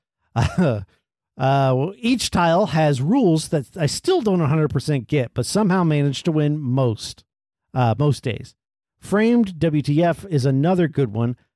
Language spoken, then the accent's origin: English; United States; We're from America